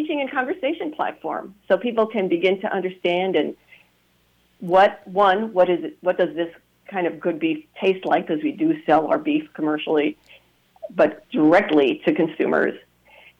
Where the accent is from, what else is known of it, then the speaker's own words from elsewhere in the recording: New York City, New York, United States; moved away; also born or lived in Spanish Harlem / Staten Island; I grew up in the South Bronx, in the tenements of the South Bronx, and because my grandparents lived in Spanish Harlem, I spent a lot of time there too.